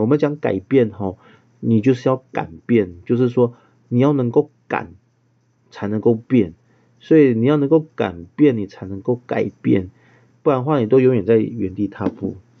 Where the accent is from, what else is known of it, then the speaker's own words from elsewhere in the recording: Taiwan; 我们台湾人